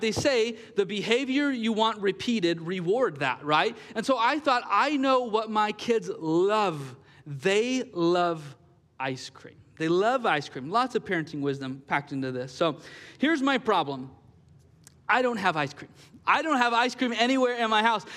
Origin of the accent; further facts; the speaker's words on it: Gresham, Oregon, United States; I was born and raised here in Gresham